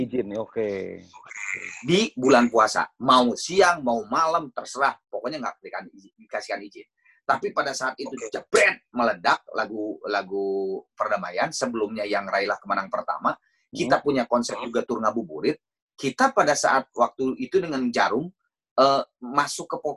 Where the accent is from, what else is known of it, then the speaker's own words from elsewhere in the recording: West Java, Indonesia; ngabuburit itu kan gue orang Sunda nih, Mas Thomas.